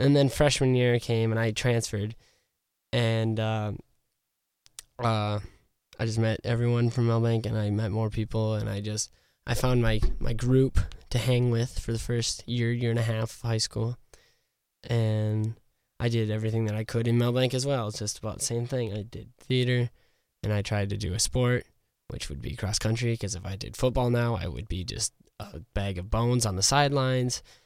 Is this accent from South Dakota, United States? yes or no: yes; Revillo, South Dakota, United States; I was raised outside of Revillo, like Jordan said, I was from Revillo